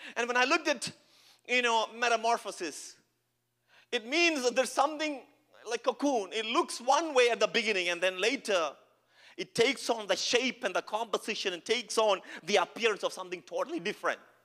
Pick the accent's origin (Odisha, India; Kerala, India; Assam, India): Kerala, India; English is a second language; now in Edmonton, Canada; I'm not from Canada, as you can see, from India, from Kerala. I don't know English as well as you know